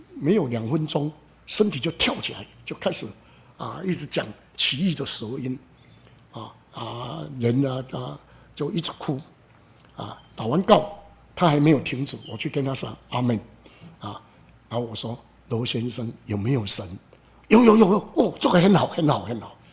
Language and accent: Chinese; Xingang, Chiayi County, Taiwan; 我故乡新港